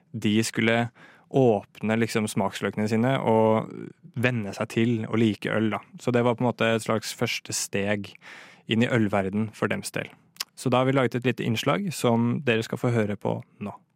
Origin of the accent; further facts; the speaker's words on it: Moss, Østfold, Norway; Jeg kommer fra Østlandet, som dere kanskje hører. Eh, ja. Nærmere bestemt Moss, på, eh, fra Jeløya